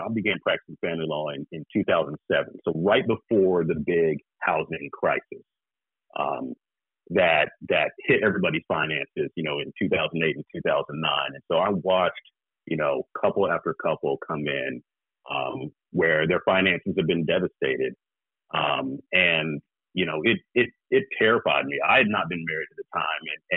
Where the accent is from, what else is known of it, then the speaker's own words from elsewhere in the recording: the South, United States; I'm from the South